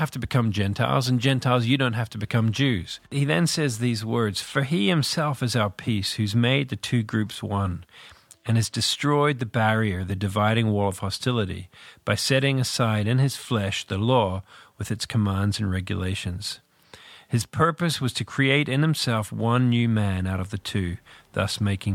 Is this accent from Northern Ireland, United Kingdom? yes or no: yes; Northern Ireland, United Kingdom; also born or lived in New Zealand; I'm from this little country called Northern Ireland. I was born in New Zealand, but lived in Northern Ireland all my life.